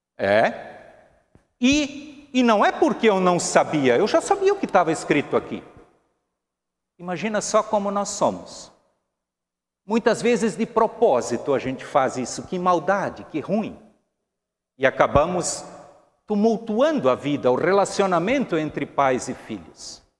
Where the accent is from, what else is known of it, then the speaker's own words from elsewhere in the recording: Brazil; nós, como brasileiros